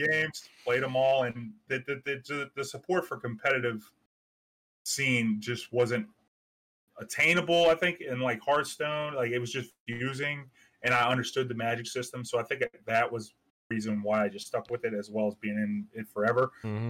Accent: New Orleans, Louisiana, United States; I'm from New Orleans

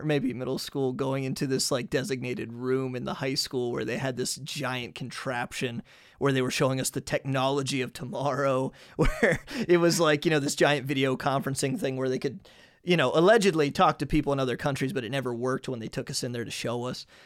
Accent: United States; moved away as an adult; now in Hungary; as an American

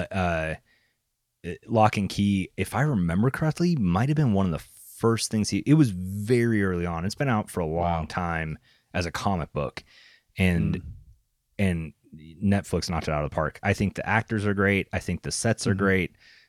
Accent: Canada; I'm Canadian

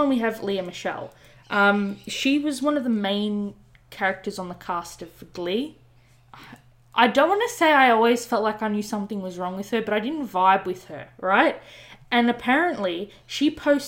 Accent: Australia; I'm Australian

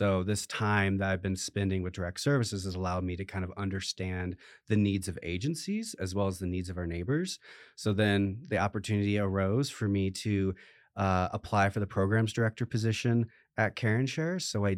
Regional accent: Iowa, United States; I came from the Midwest in the state of Iowa, started at the Food Bank of Iowa there for a few years

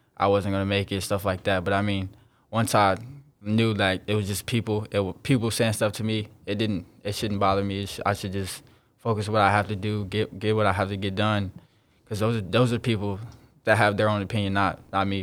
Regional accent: South Bend, Indiana, United States; I'm from South Bend, Indiana, a real small town in Indiana

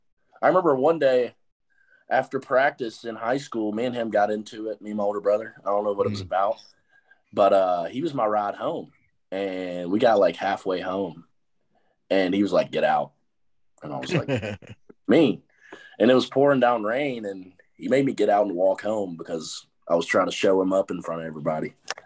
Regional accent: Texarkana, United States; I enjoyed it, you know. My parents have been married for they've been together for 25 years, so that's always been nice. My grandparents live right next to us.

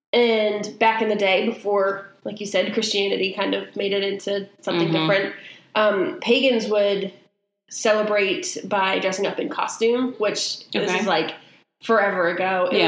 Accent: Maine, United States; moved away; In Maine, where I grew up

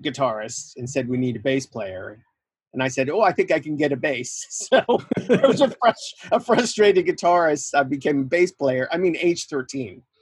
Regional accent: New York, United States; I uh, grew up in New York

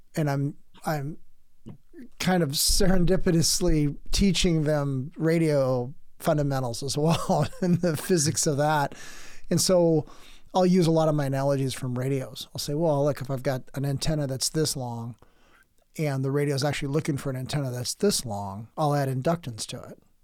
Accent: San Diego, California, United States; moved away as an adult; now in Oregon, United States; By the time I got out of the military and came to Oregon, because uh, I'm from San Diego

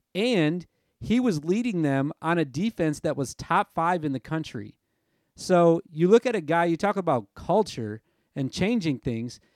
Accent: Nashville, Tennessee, United States; my hometown in Nashville.

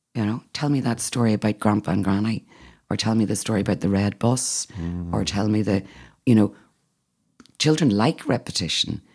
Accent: Northern Ireland, United Kingdom; now in Athenry, Ireland; I'm Northern Irish

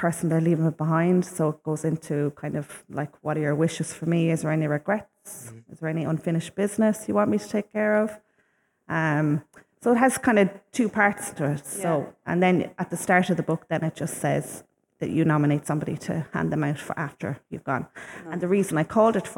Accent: Shannon, Munster, Ireland; my hometown in Shannon

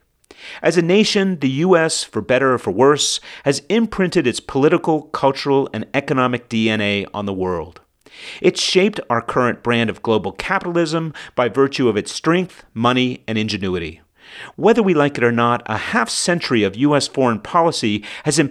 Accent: United States; moved away; my fellow American expats

